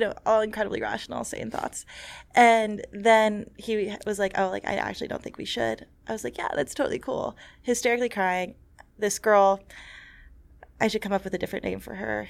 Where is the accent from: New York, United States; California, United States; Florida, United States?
New York, United States; New York City; growing up in New York City